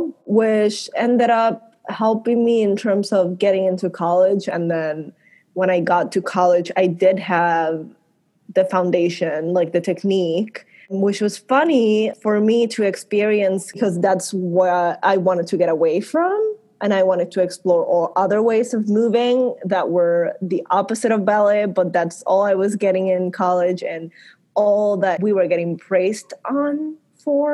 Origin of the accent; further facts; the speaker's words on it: Puerto Rico; I grew up in Puerto Rico.